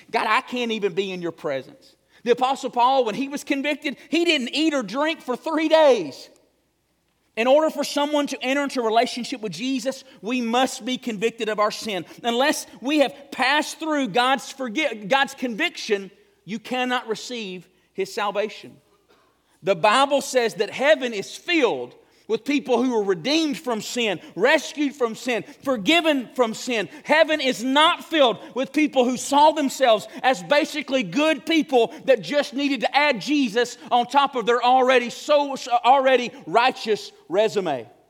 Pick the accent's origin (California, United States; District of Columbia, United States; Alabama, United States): Alabama, United States; Morris; moved away as an adult; also born or lived in Memphis, Tennessee; I came out of Morris, moved to a big city